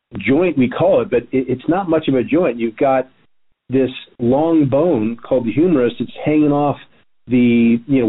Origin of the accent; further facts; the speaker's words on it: Miami, Florida, United States; now in Santa Monica, United States; I'm from Miami